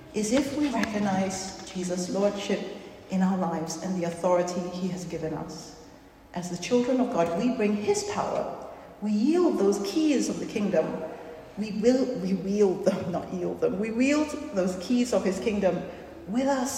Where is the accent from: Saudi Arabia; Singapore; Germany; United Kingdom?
Singapore; moved away; I come from Singapore, which is a very small country of about 5 million people. And growing up, we were always told our country was very vulnerable